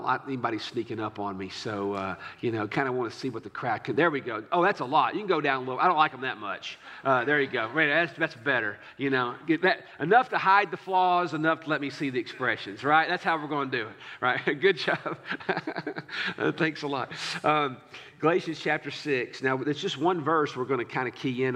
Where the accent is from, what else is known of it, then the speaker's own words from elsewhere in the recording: United States; as an American